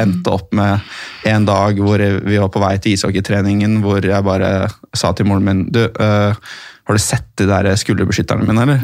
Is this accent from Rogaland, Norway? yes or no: no; Oslo, Norway; also born or lived in Tromsø, Norway / Bærum, Norway / United States; jeg vokste opp i Oslo. Jeg, født, jeg er født i Tromsø. Uh, så flyttet vi uh, til Oslo eller Bærum når jeg var sånn fire-fem år.